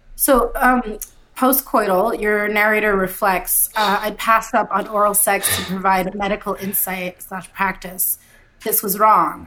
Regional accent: Canada; I grew up in Canada, right? I'm Canadian, whatever that means.

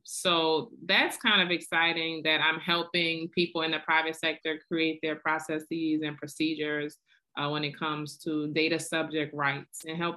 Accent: New Orleans, Louisiana, United States; now in Atlanta, United States; I am born and raised in New Orleans

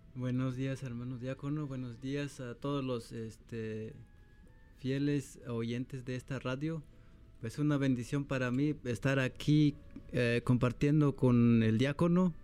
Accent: Guatemala; yo soy de Guatemala

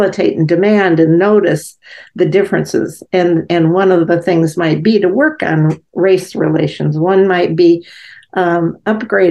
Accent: Gary, Indiana, United States; I grew up in Gary, Indiana, where the black to white ratio was pretty even

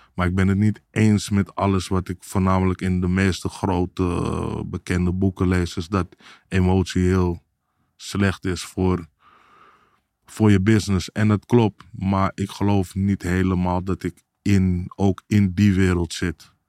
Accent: Amsterdam, North Holland, Netherlands; Ik kom uit Amsterdam Zuidoost, uh, eh, Belmer vroeger.

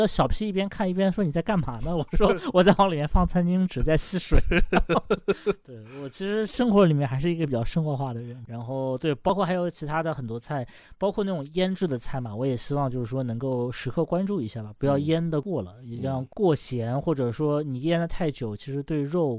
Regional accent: China; 然后我们中国人。一开始不太会做，不太会处理

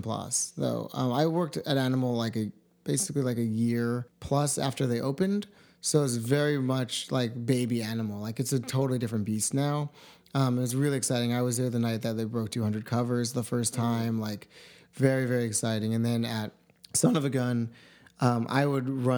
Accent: New York, United States; moved away as an adult; now in Los Angeles, United States; I'm from New York State

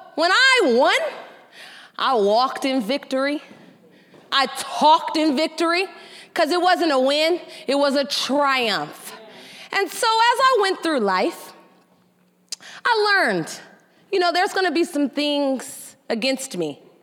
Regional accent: San Francisco, California, United States; I grew up, I grew up in San Francisco, the youngest of two older brothers.

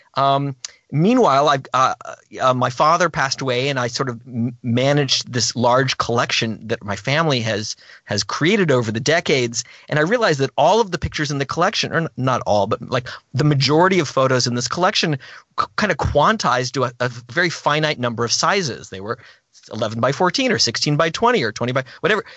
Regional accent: Gainesville, Florida, United States; I grew up in Gainesville, Florida

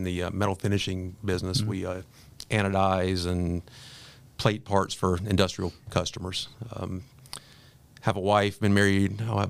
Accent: Raleigh, North Carolina, United States; also born or lived in Greensboro, North Carolina; Grew up in North Carolina. I was born in Raleigh and have a twin brother who now lives in Pittsburgh. I currently live in Greensboro. I've been there for about the past 30 years or so.

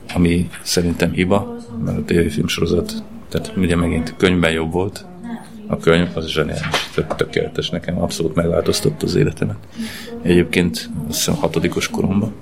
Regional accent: Transcarpathia, Zakarpattia Oblast, Ukraine; now in Hungary; Magyarországra költöztem Kárpátaljáról, és elhagytam úgymond a szülőföldemet

